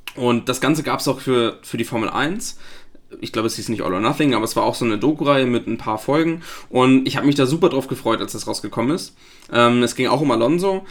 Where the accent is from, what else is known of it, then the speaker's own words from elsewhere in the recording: Flensburg, Schleswig-Holstein, Germany; ich komme aus Flensburg